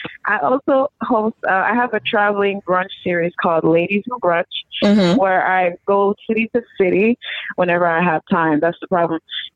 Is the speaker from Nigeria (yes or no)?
yes; Nigeria; now that I'm a doctor, I want to integrate the whole healthy transition as a Nigerian.